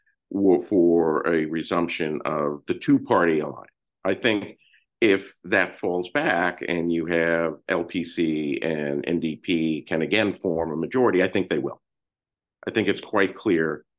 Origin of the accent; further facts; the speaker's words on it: United States; as an American